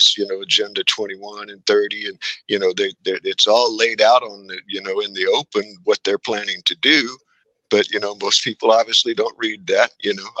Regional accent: Texas, United States; I'm an American, and that I'm a, you know, Texan

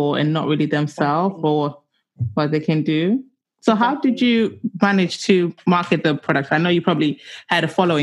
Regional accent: London, United Kingdom; I'm a South Londoner

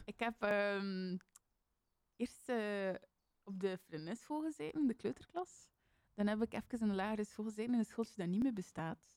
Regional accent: Bruges, Flanders, Belgium; ik ben toevallig van die straten, dus ik ben daar opgegroeid

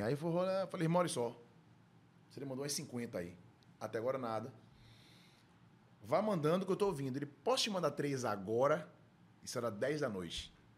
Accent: Salvador, Bahia, Brazil; vivi minha infância em dois lugares da minha vida: Nazaré, Sim. um casal de tios meus que também me criaram, moravam, então eu estava sempre lá, ou é, na rua de São Lázaro Leondina, que eu cresci, morei 20 anos ali

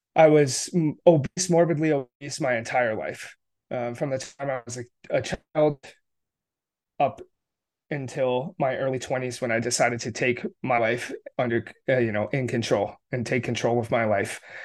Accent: upstate New York, United States; also born or lived in Connecticut; I grew up in rural upstate New York, um, with my family

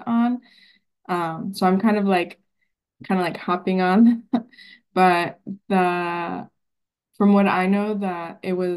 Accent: Arizona, United States; now in Seattle, United States; I'm from Arizona.

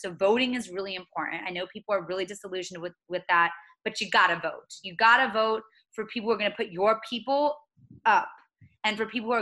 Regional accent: Mulberry, Florida, United States; moved away as an adult; now in Washington, D.C., United States; I personally am trying to go back actually to my hometown in Mulberry in Polk County.

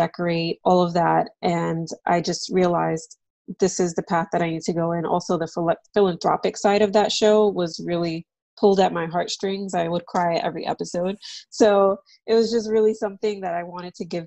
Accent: New York City, New York, United States; moved away as an adult; also born or lived in Harlem, New York; now in Connecticut, United States; I grew up in New York City

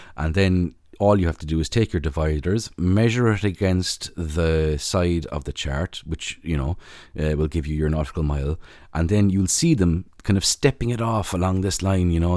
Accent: Ireland; as an Irish person

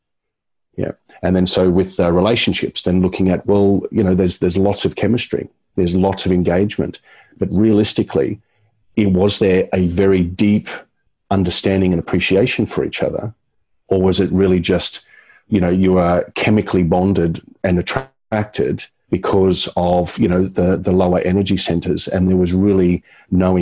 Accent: Brisbane, Queensland, Australia; my hometown. I thought, oh, look, it's just Brisbane.

